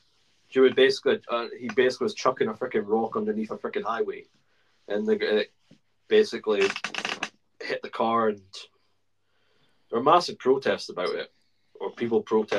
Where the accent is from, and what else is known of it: United Kingdom